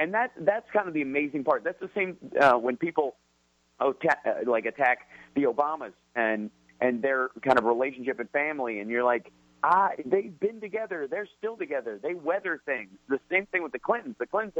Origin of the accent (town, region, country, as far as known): Kentucky, United States